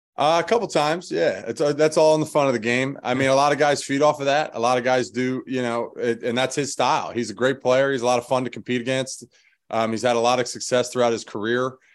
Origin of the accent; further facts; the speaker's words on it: Philadelphia, Pennsylvania, United States; moved away as an adult; being from Philadelphia